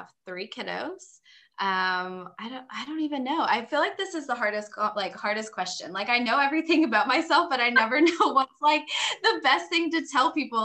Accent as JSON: {"language": "English", "town": "Dallas", "region": "Texas", "country": "United States", "tie": "born or raised there", "also_born_or_lived": "Fort Worth, Texas", "said": "I am from Texas. We actually lived in the Dallas area growing up, then moved to like Fort Worth"}